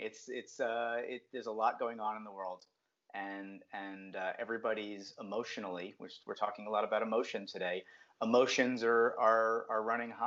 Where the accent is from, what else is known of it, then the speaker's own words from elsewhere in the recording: New Jersey, United States; also born or lived in Brooklyn, New York; Well, I grew up in New Jersey, just a little bit south of New York City. I was actually born in Brooklyn, New York.